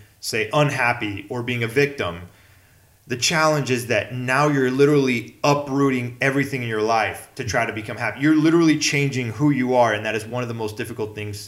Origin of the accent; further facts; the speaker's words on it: Mexico; now in United States; I grew up in Mexico